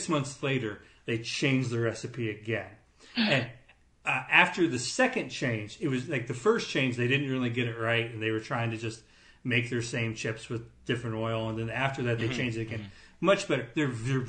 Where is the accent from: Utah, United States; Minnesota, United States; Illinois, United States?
Illinois, United States; Avon; moved away; you and Babs came to visit me Avon